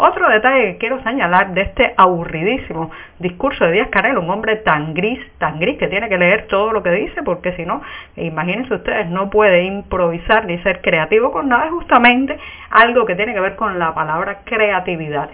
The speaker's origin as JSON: {"language": "Spanish", "country": "Cuba", "said": "somos los cubanos"}